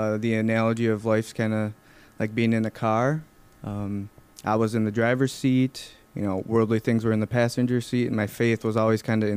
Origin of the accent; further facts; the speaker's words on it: Neillsville, Wisconsin, United States; I'm from Nielsville, Wisconsin, so not too far away. I grew up on a dairy farm just south of Nielsville.